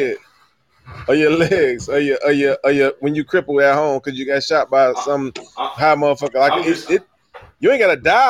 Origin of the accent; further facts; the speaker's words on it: Cleveland, Ohio, United States; I grew up in Cleveland, bro.